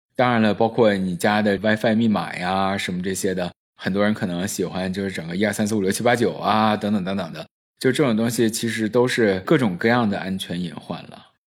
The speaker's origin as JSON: {"language": "Chinese", "region": "Northeast China", "country": "China", "accent": "Northeastern", "said": "我自己本身也是东北人嘛，我就用东北口音回他"}